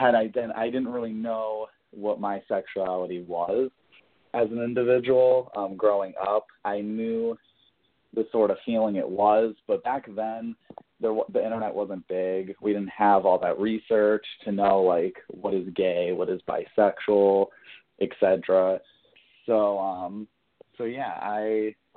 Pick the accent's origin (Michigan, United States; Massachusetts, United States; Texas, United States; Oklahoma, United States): Massachusetts, United States; Springfield; I grew up in Indian Orchard in a little part in Springfield, Massachusetts